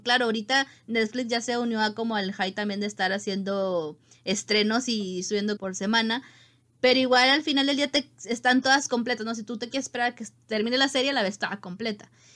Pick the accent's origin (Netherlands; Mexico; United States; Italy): Mexico; como mexicano